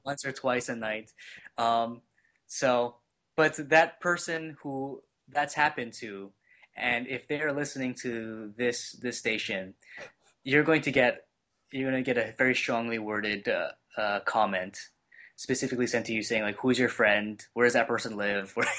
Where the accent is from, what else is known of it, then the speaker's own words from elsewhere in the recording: Hawaii, United States; now in Cleveland, United States; I am originally from Hawaii